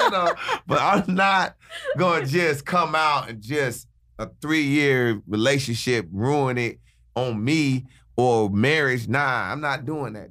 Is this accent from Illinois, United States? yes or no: yes; Chicago, Illinois, United States; now in Los Angeles, United States; my home city, Chicago.